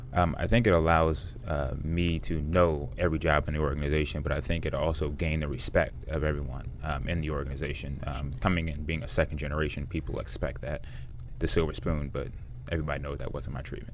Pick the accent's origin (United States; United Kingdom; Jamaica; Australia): United States; it's Washington metropolitan area